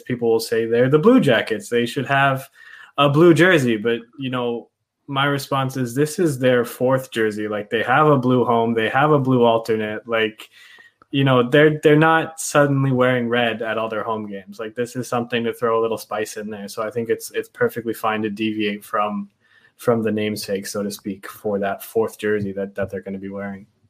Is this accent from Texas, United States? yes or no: yes; Dallas, Texas, United States; I grew up in Texas, um, in Dallas actually